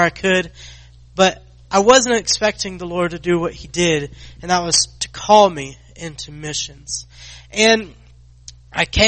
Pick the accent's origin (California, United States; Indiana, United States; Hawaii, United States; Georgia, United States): Georgia, United States; Athens; I grew up in Athens, Georgia